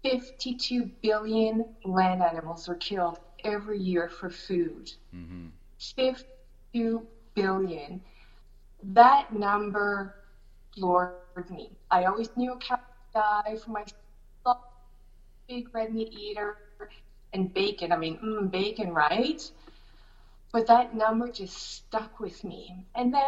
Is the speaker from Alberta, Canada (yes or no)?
no; Shediac, New Brunswick, Canada; also born or lived in Montreal, Quebec; I was born in Montreal, but I grew up in Shediac, New Brunswick.